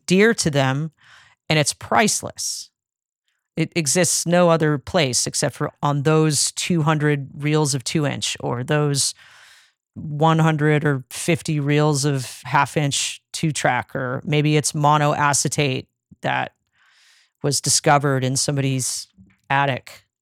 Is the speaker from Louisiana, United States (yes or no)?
no; Phoenix, Arizona, United States; now in Nashville, United States; I grew up in Phoenix in the nineties